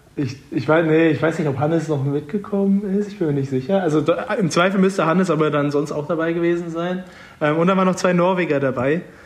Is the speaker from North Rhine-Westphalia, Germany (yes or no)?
yes; Münster, North Rhine-Westphalia, Germany; moved away as an adult; now in Freiburg, Germany; Münster, meine Heimatstadt